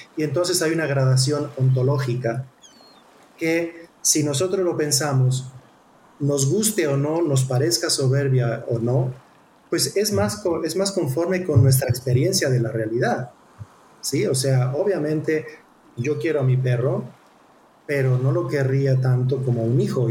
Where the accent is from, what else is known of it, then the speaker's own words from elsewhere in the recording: Mexico; nosotros como mexicanos